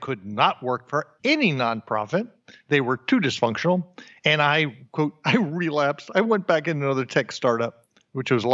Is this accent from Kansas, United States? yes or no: no; New Jersey, United States; moved away; also born or lived in New York / Austin, Texas; born in New York, raised in New Jersey